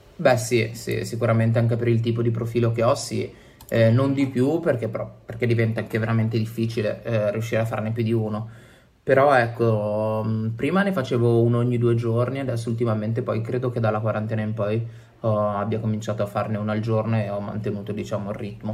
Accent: Genoa, Liguria, Italy; moved away as an adult; also born or lived in Turin; now in Milan, Italy; ho 29 anni e vengo da Genova, in realtà.

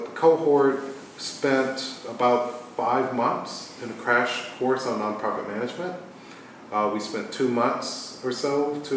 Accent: Atlanta, Georgia, United States; moved away; also born or lived in Philadelphia / Boston; my hometown, Atlanta.

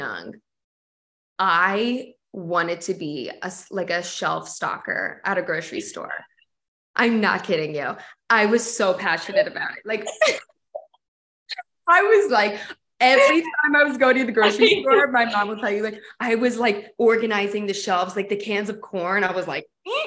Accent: Delaware, United States; born or raised there; moved away as an adult; now in Philadelphia, United States

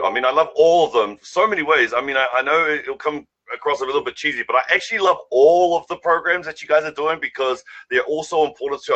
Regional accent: Auckland, New Zealand; We're from Massey. We grew up in West Auckland

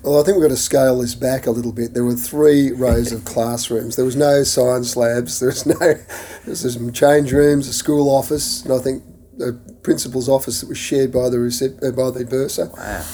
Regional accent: Kilsyth, Victoria, Australia; also born or lived in England / Toorak / Hampton; I grew up on uh, in Kilsyth, uh, in an area in Kilsyth which was 10 acres upwards

